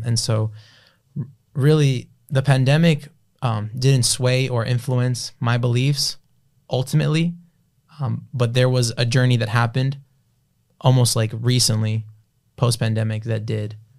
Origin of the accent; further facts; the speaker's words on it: Broward County, Florida, United States; also born or lived in South Miami, Florida / Palm Beach County, Florida; Moved out of there as a toddler into Broward County